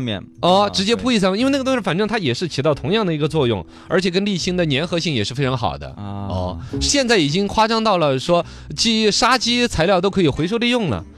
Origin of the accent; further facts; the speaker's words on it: Weiyuan, Sichuan, China; moved away; 我们老家威远那边